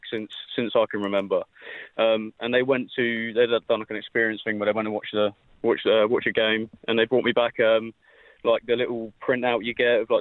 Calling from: London, United Kingdom; accent: British; I'm calling from London.

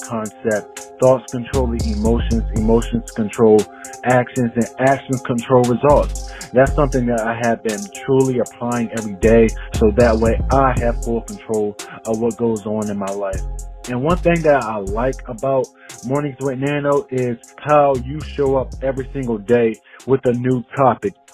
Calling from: Richmond, Virginia, United States; calling from Richmond, Virginia

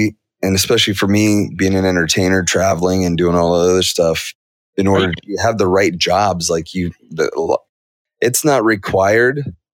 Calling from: Atlanta, Georgia, United States; I am in, Atlanta, Georgia.

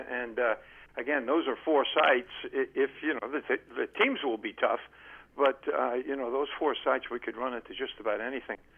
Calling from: Columbia, Maryland, United States; Yeah, Len from Columbia, Maryland.

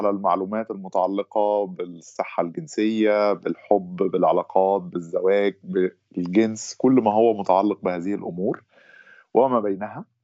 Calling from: Egypt; نعم أنا أنا بحكي من مصر ومقيم في مصر

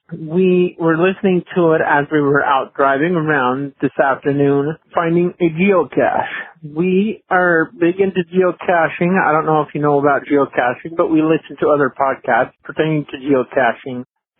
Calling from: St. George, Utah, United States; I'm calling from St. George, Utah.

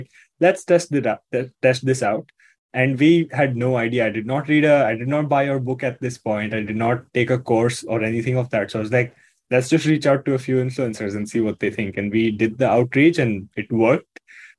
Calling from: Mumbai, Maharashtra, India; I'm joining you from Mumbai, India.

